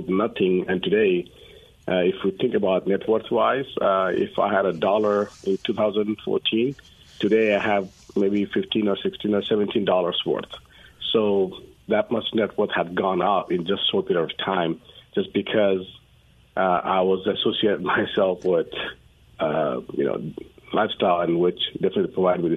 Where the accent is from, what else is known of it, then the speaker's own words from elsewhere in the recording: Nepal; moved away as an adult; now in Dallas, United States; I'm originally from Nepal. I came to U.S. from my undergrad